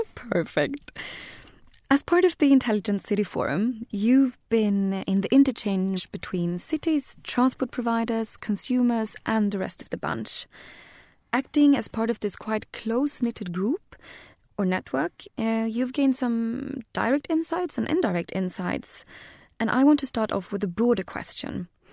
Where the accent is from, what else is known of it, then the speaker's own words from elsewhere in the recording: Sweden; I'm from Sweden